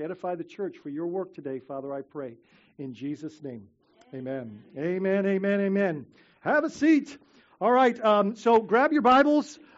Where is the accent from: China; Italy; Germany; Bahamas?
Bahamas; now in Florida, United States; growing up in the Bahamas